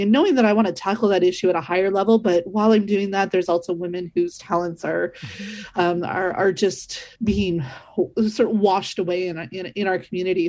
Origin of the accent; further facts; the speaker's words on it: Northern Ontario, Canada; growing up in Northern Ontario myself